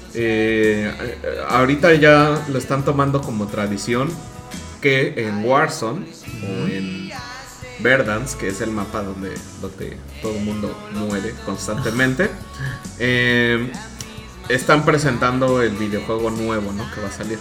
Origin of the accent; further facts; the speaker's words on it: Mexico; nosotros como mexicanos